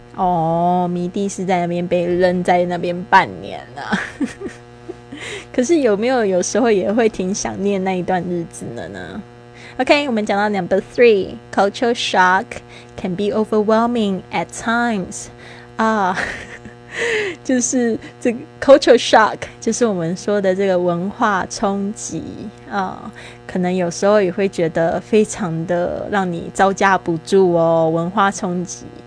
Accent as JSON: {"language": "Chinese", "country": "Taiwan", "also_born_or_lived": "Spain", "said": "我是台湾人"}